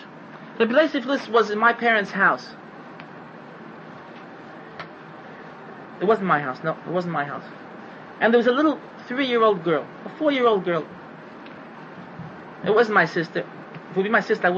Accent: United States; I'm an American

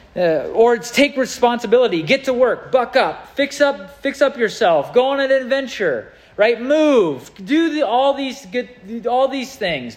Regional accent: United States; I'm an American citizen

